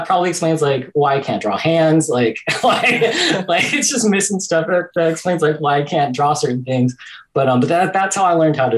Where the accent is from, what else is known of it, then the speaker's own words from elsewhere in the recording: Philippines; I think, especially culture, like, and being Filipino, things that we have in common.